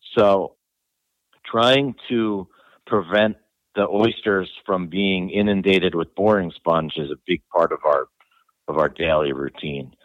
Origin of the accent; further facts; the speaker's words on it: New Jersey, United States; also born or lived in Rhode Island; I came back um, to my home state in new jersey